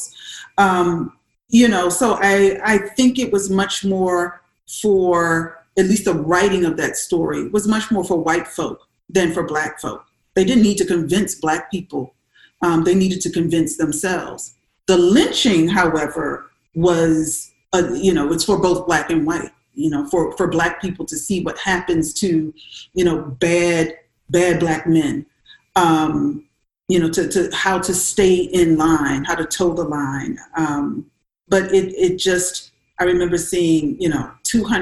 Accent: South Carolina, United States; I'm from South Carolina

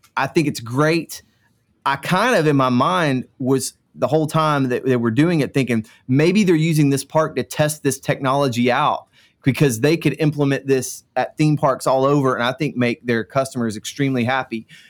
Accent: Central Florida, United States; I grew up in Central Florida

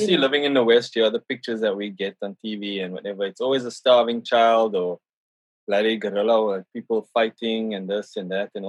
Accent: Johannesburg, Gauteng, South Africa; now in London, United Kingdom; me, I come from High Buck, Bosmont

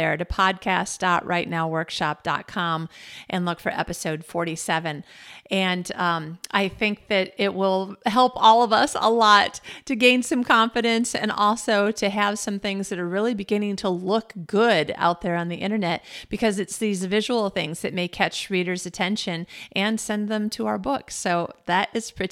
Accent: United States; now in Malmö, Sweden; about being an American in Malmo, Sweden

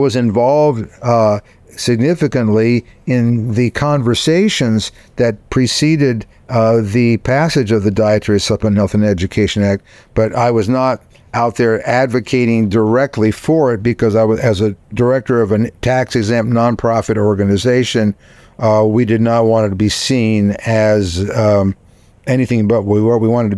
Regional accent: Texas, United States; as a Texan, based on my limited British history.

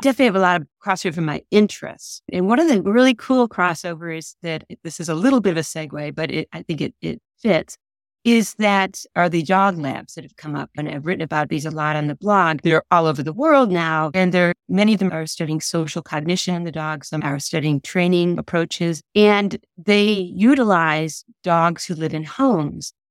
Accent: Hickory, United States; moved away as an adult; now in Illinois, United States; I had a horse growing up in Hickory

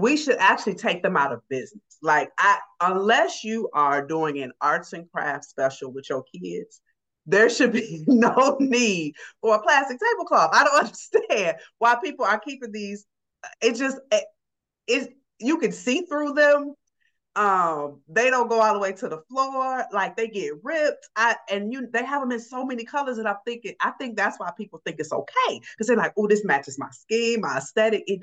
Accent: Chicago, Illinois, United States; moved away as an adult; also born or lived in Atlanta; now in Seattle, United States; I'm from Chicago originally. I live in Seattle now

